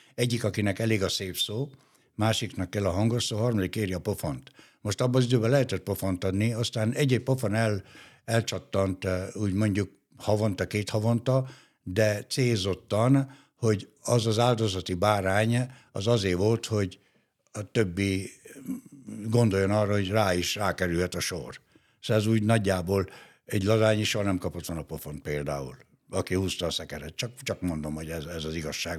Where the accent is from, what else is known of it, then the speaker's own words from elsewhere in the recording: Gheorgheni, Harghita County, Romania; also born or lived in Dunaújváros, Hungary; now in Hungary; a Gyergyóba, a szülővárosomba